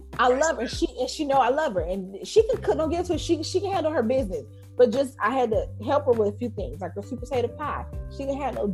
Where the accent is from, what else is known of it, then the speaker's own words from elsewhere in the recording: Los Angeles, California, United States; I grew up in South Central